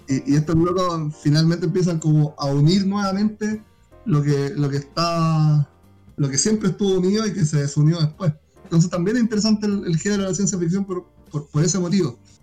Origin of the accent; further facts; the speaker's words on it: Iquique, Tarapacá, Chile; Y la mayoría somos de Iquique